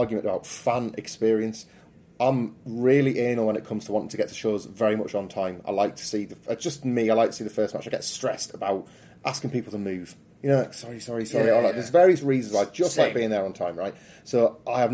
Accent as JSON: {"language": "English", "country": "United Kingdom", "said": "I'm being very British"}